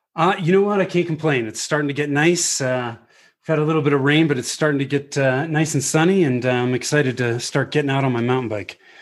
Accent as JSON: {"language": "English", "area": "Bay Area", "region": "Northern California", "country": "United States", "tie": "born or raised there", "also_born_or_lived": "Denver", "moved": "as an adult", "said": "I was born and raised in the Bay Area in Northern mm. California"}